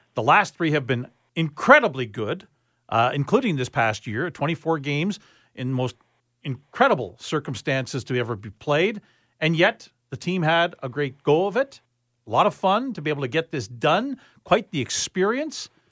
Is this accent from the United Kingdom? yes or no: no; Winnipeg, Manitoba, Canada; moved away; I'm from Winnipeg originally